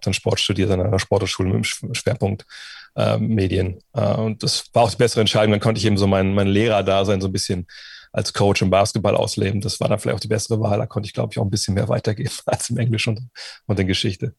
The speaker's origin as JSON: {"language": "German", "town": "Wolfsburg", "region": "Lower Saxony", "country": "Germany", "tie": "born or raised there", "said": "angefangen haben wir hier auch in, in Westhagen, wo ich groß geworden bin"}